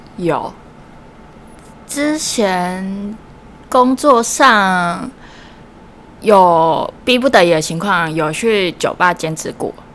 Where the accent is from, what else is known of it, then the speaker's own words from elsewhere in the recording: Taichung, Taiwan; 那我来自台中